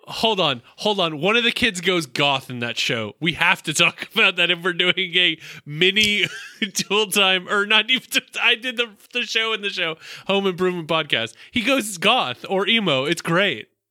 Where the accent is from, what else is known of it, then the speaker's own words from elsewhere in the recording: the South, United States; I'm from the South